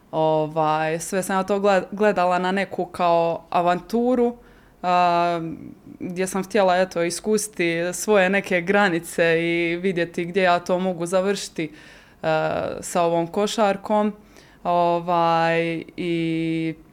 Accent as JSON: {"language": "Croatian", "country": "Croatia", "moved": "yes", "said": "Da, ja sam e, evo iz Hrvatske prvo otišla, e, moja prva, moje prvo iskustvo vani bilo je e, u Italiji Vicenci"}